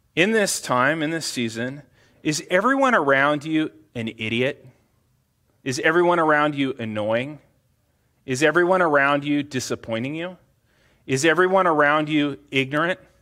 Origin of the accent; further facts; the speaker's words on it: United States; as American Christians